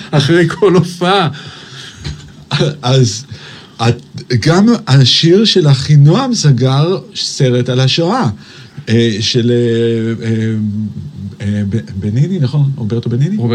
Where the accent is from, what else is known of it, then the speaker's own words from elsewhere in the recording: Tel Aviv, Tel Aviv District, Israel; גדלתי בתל אביב